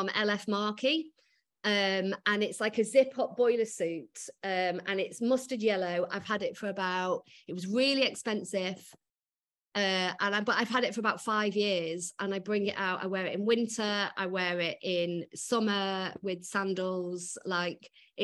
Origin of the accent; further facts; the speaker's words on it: Macclesfield, North West England, United Kingdom; moved away as an adult; now in London, United Kingdom; I grew up in Macclesfield.